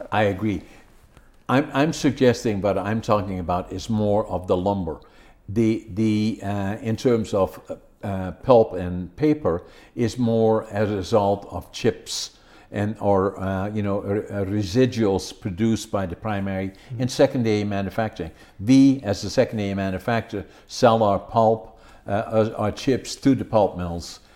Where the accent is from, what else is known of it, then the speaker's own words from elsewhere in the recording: Netherlands; moved away as an adult; now in Prince George, Canada; I was born in Holland, working in lumber industry